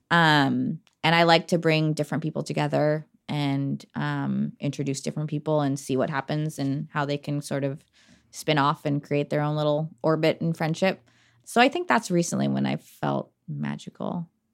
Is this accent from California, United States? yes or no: no; Portland, Oregon, United States; Portland's always home. We're from Portland